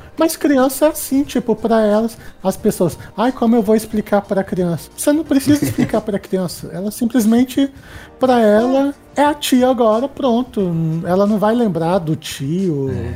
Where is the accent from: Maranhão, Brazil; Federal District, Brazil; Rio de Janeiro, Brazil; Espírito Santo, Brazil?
Federal District, Brazil; Brasília; eu sou de Brasília, assim, aqui bem do quadradinho do Centro-Oeste